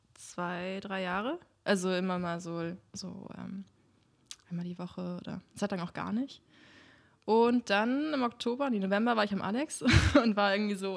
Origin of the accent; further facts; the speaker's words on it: Germany; now in Berlin, Germany; da, wo ich herkomme, das ist zwischen Göttingen und Kassel